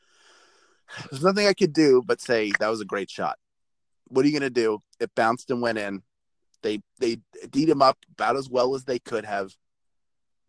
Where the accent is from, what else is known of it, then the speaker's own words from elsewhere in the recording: Philadelphia, Pennsylvania, United States; I come from Philadelphia